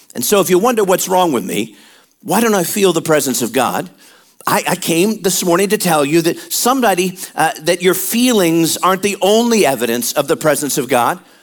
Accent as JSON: {"language": "English", "region": "Midwest", "country": "United States", "tie": "born or raised there", "moved": "yes", "said": "we were born and raised in the Midwest and a lot of cold, a lot of wind chill"}